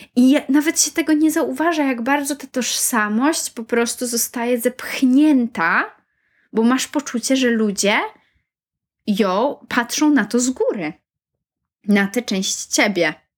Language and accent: Polish; Poland; moved away as an adult; also born or lived in Warsaw, Poland; now in United Kingdom; miałam dwa lata po liceum życia w Polsce, w Warszawie, pracowania i też studiowania trochę przez rok